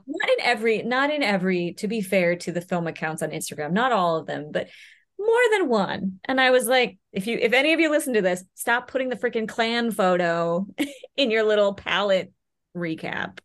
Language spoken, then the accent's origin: English; Louisville, Kentucky, United States; I was born and raised in Louisville, Kentucky